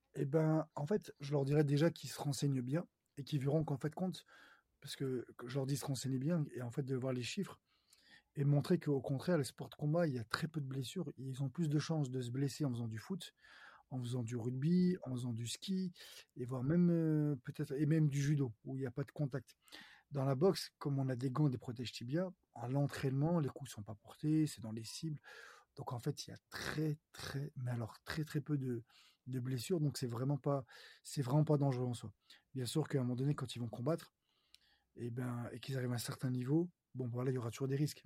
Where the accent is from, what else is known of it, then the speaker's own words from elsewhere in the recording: Lyon, Auvergne-Rhône-Alpes, France; je suis originaire de Lyon